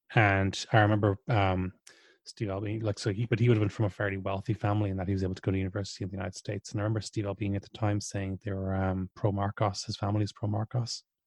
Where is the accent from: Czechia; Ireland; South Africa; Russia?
Ireland; growing up in Ireland in the, in the eighties and nineties